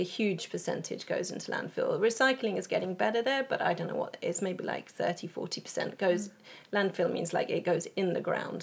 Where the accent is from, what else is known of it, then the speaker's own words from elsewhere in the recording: England, United Kingdom; moved away as an adult; now in Sweden; I am originally from England, but I've lived in Sweden for 11 years